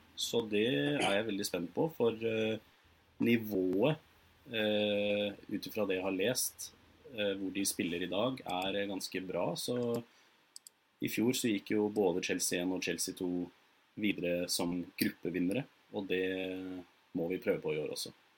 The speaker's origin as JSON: {"language": "Norwegian", "town": "Sandefjord", "region": "Vestfold", "country": "Norway", "said": "Jeg kommer fra Sandefjord"}